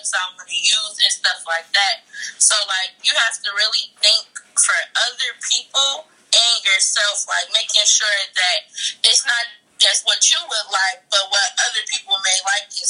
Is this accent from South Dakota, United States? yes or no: no; Chicago, Illinois, United States; I'm from Chicago